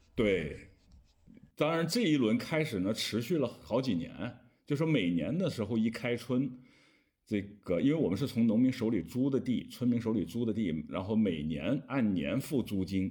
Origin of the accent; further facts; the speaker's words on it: southern China, China; moved away; 我是南方人，我想吃大米